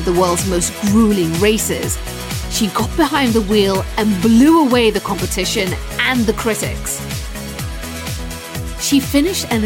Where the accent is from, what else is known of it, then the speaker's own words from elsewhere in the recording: Sierra Leone; moved away; also born or lived in London; Growing up in West Africa